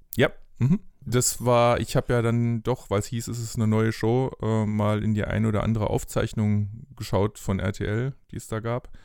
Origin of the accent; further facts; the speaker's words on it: Bingen am Rhein, Rhineland-Palatinate, Germany; moved away; in Bingen aufgewachsen am Rhein, mhm. äh, nahe Mainz